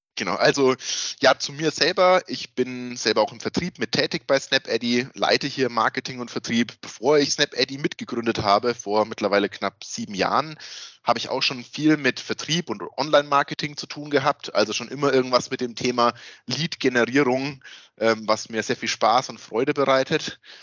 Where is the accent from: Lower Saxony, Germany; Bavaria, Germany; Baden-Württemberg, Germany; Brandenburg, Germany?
Bavaria, Germany; Würzburg area; accent: Franconian; dass man merkt, dass wir aus dieser Würzburger Gegend sind.